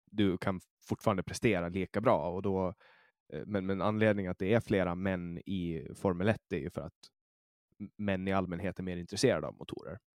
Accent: Finland; jag kommer ju från Finland och, och alla i hela Finland blir intresserade av hockey.

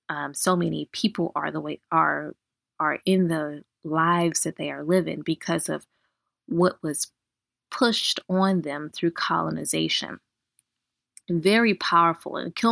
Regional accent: United States; we are African American as we are born here in this country, and we have African ancestry. However, we have no roots in Africa, in that we don't know where we come from in Africa, and our families are generations removed from Africa.

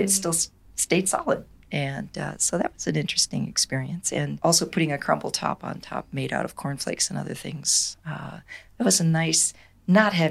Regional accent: Michigan, United States; I, I hail from Michigan

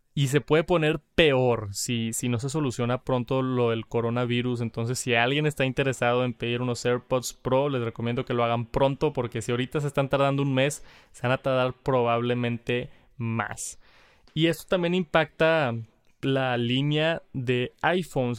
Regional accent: Monterrey, Nuevo León, Mexico; Monterrey, aquí de mi ciudad

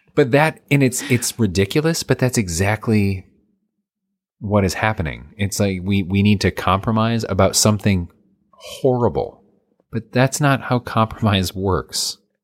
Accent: United States; I'm American

